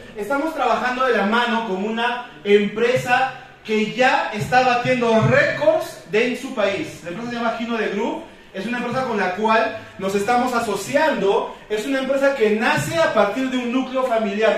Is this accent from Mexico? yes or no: no; Cusco, Peru; yo soy de acá de Cusco, yo nací, crecí y me reproduje aquí en Cusco